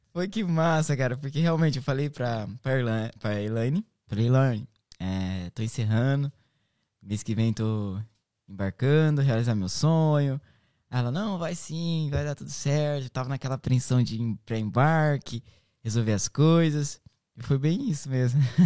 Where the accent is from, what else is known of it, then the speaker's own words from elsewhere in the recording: Marília, São Paulo, Brazil; moved away as an adult; now in Ireland; eu sou de Marília